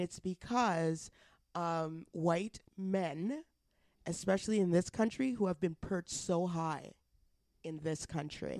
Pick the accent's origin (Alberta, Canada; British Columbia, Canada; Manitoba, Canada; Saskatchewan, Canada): Alberta, Canada; now in Ontario, Canada; I'm from Alberta